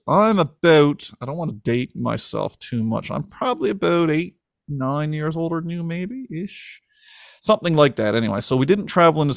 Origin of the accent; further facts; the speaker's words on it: Winterton, Newfoundland and Labrador, Canada; born and raised in Winnerton, Newfoundland